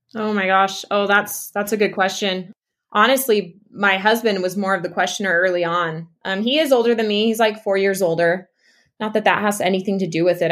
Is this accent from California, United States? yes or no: no; East Texas, United States; moved away as an adult; also born or lived in Utah; now in Mexico; I was raised in East Texas